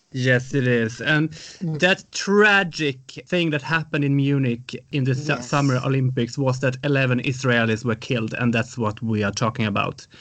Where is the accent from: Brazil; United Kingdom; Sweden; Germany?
Sweden; I'm from Sweden